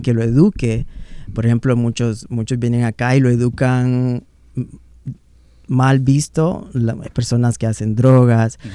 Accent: Honduras; moved away; Se me sale la palabra hondureña de vez en cuando

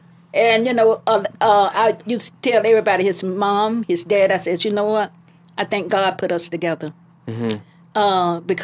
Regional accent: Gainesville, United States; born there; I was born

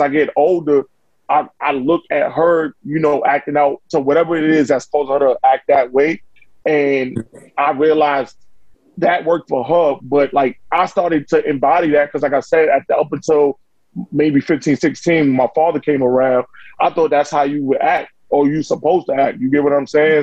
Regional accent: New York, United States; I grew I grew up in Saint Nick Project.

